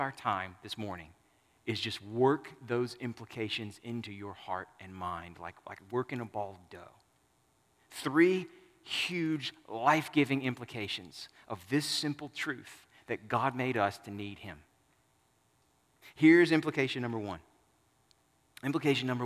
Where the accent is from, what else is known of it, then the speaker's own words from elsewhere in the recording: Southern United States, United States; I'm a Southerner and not a Westerner, a Northerner